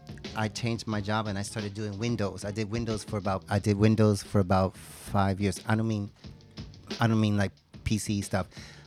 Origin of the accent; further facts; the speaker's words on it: New York City, New York, United States; also born or lived in Brooklyn; I was born in Brooklyn and grew up in the Bronx.